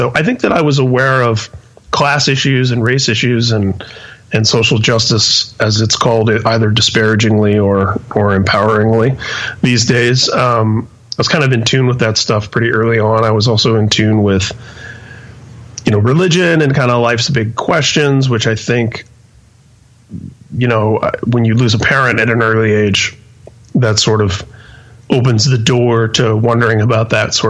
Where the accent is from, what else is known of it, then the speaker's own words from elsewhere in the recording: Indianapolis, Indiana, United States; also born or lived in San Mateo, California; Yeah, I was born and raised in Indianapolis. There was a brief period of about 2 years from age 2 to 4